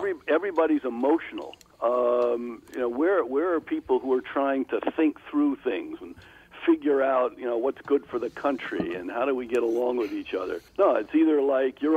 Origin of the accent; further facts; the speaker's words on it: East Coast, United States; moved away as an adult; also born or lived in Thailand; now in Minnesota, United States; I grew up in the East Coast